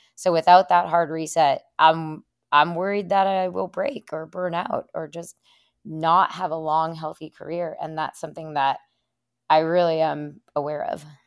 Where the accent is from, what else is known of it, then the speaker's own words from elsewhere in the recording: Afton, Minnesota, United States; moved away as an adult; now in Stratton, Vermont, United States; I'm originally from Minnesota